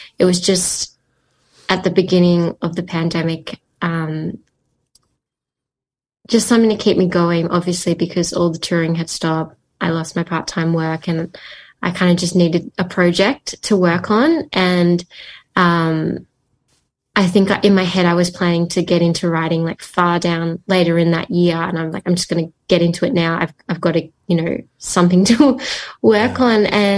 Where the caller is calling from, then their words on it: Melbourne, Victoria, Australia; And I'm joining you from Melbourne, Victoria, Australia.